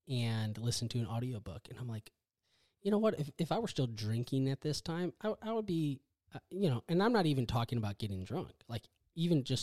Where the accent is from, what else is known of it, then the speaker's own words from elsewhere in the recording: Wisconsin, United States; now in Texas, United States; so I grew up in Wisconsin. I'm a Midwest corn fed boy. Um, a badger, a badger. I grew up in Wisconsin.